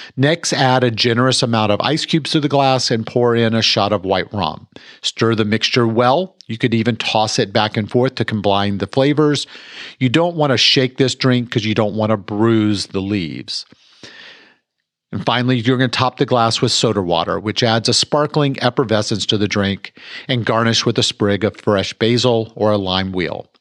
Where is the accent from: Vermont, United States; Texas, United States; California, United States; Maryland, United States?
Texas, United States; Mansfield; I was born and raised here in Mansfield, Texas